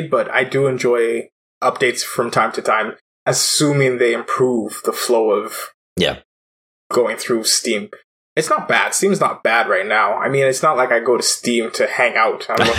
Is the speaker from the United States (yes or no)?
no; Canada; As a Canadian